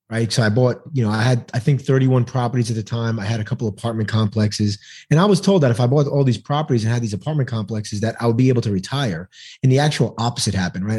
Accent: New York City, New York, United States; now in Texas, United States; I'm originally from New York City, but I live in the great state of Texas now

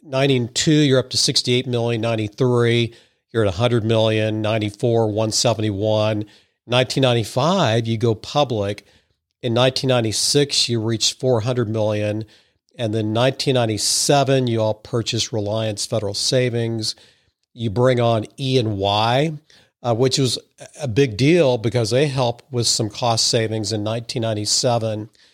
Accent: Madison, Missouri, United States; I grew up in Madison, Missouri, so I'm a, what I consider a sophisticated hick

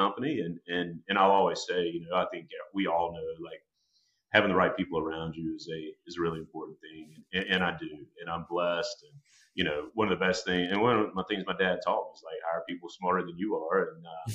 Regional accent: Rock Hill, South Carolina, United States; I grew up in Rock Hill, South Carolina, and that's where our company is

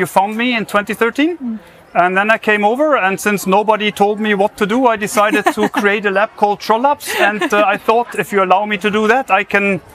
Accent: Germany; accent: German; English is a second language; moved away as an adult; also born or lived in United States; now in Trondheim, Norway; as you might have heard from my accent, I'm German.

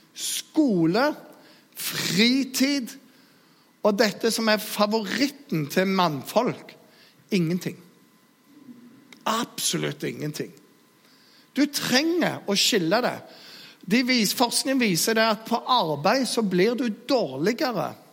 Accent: Jæren, Rogaland, Norway; Jeg er jærbu

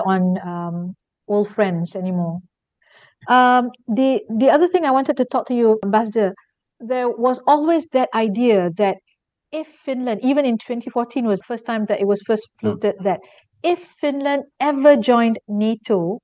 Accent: Malaysia; as a Malaysian

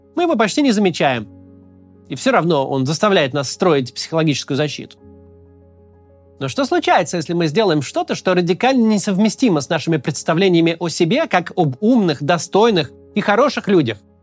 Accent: Russia

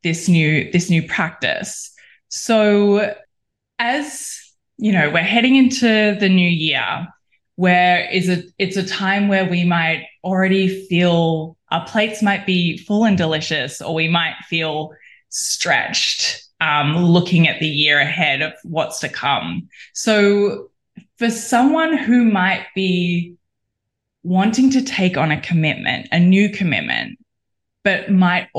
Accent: Australia; I'm an Australian

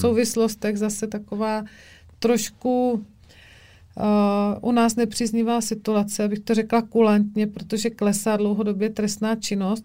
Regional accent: Brno, South Moravian Region, Czechia; u nás v Brně, v Šalině

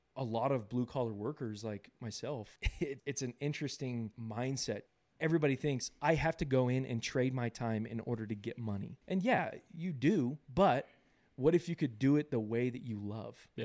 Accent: Southern California, United States; now in Utah, United States; I was born and raised in California, Southern California.

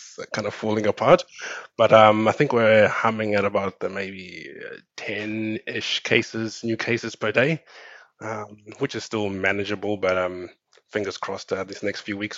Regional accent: Cape Town, Western Cape, South Africa; moved away as an adult; also born or lived in Zimbabwe / Auckland, New Zealand / Australia; I'm originally from Zimbabwe. I grew up and I did my uni in South Africa in Cape Town

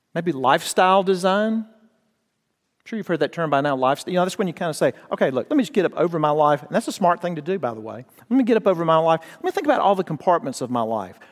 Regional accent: United States; I grew up near the Mississippi River

